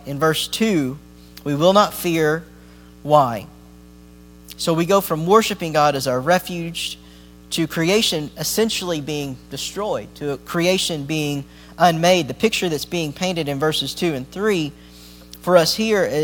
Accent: Appalachia, United States; I grew up near the Smoky Mountains and near the Appalachians

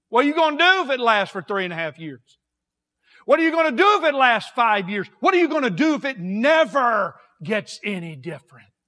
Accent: United States; We're American Christians

